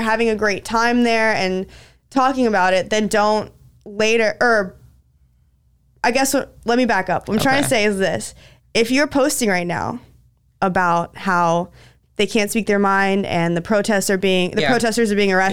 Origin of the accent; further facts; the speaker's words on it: United States; I'm American.